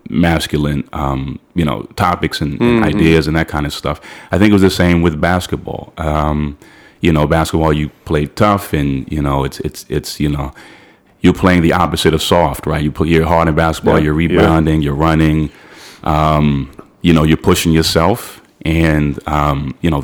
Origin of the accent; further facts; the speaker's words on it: Londonderry, New Hampshire, United States; moved away as an adult; now in New York, United States; I grew up in Londonderry, New Hampshire